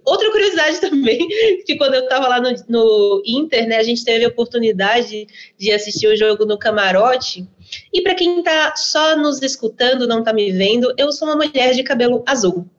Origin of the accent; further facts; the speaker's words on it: Maceió, Alagoas, Brazil; now in São Paulo, Brazil; Eu sou nordestina de Maceió, moro hoje em São Paulo